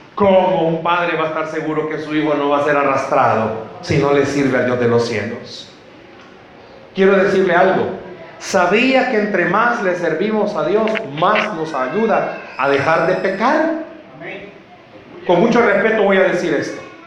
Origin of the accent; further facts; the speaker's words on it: El Salvador; Somos salvadoreños.